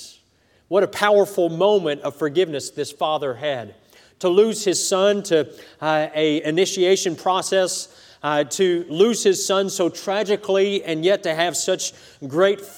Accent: United States; as an American

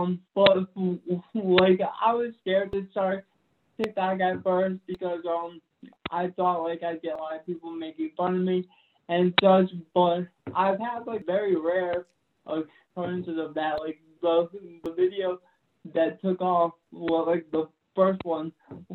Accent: New England, United States; I'm from New England, so I'm New England across the board.

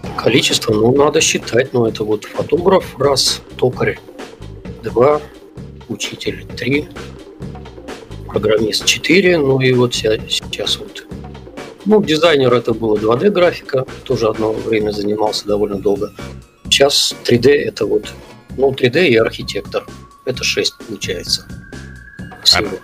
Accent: Belebey, Bashkortostan, Russia; also born or lived in Kazakhstan; первые мои воспоминания это вот с того города, вот, в котором я сейчас живу, это город Белебей

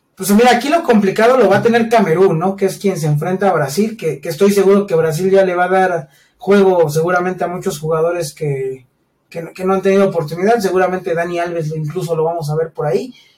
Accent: Mexico; siendo mexicanos

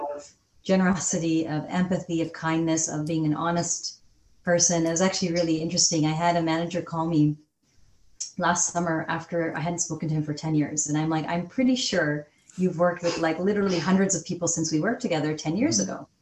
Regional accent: Calgary, Alberta, Canada; also born or lived in England; I grew up in Calgary, Alberta

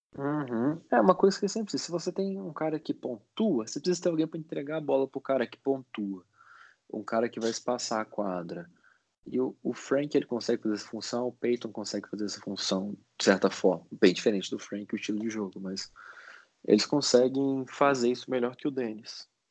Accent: Minas Gerais, Brazil; a gente está em Belo Horizonte, eu e o Bernardo, a gente, nós somos mineiros

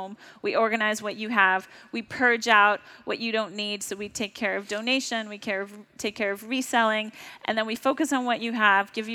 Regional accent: New York, United States; I'm a New Yorker

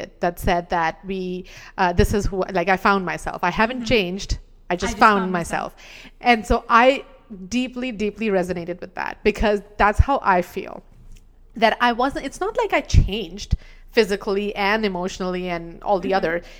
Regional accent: India; we were talking about, you know, the general experiences we've had as an Indian woman.

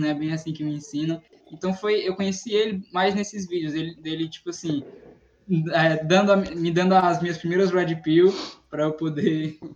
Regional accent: Northeast Region, Brazil; eu sou eu sou do Nordeste

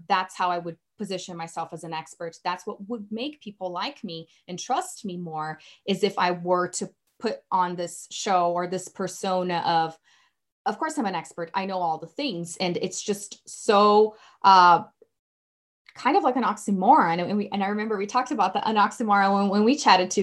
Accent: Brazil; English is a second language; now in Colorado, United States; growing up in Brazil

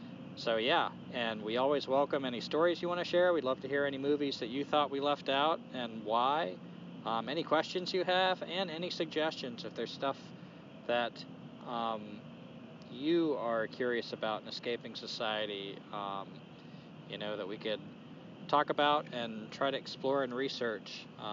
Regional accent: Durham, North Carolina, United States; Yeah, so Teresa and I came down from the North Carolina mountains back to the Piedmont of North Carolina in Durham, North Carolina, where we were from before we went to the mountains

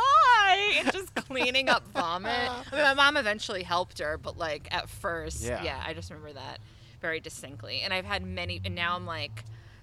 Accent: Belmont, Massachusetts, United States; I grew up in Belmont, Massachusetts

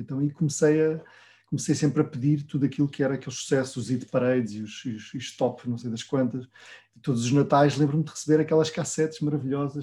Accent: Vila Real, Norte, Portugal; eu vinha de Vila Real sozinho

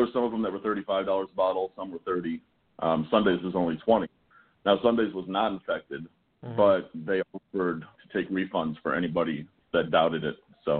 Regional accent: Chicago, Illinois, United States; now in Tampa, United States; I've been down here 24 years. I'm originally from Chicago

